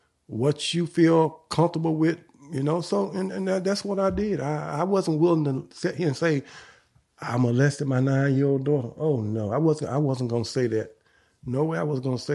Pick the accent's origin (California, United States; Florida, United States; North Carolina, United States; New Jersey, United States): North Carolina, United States; Kinston; I grew up out there in the Institute area right out from Kinston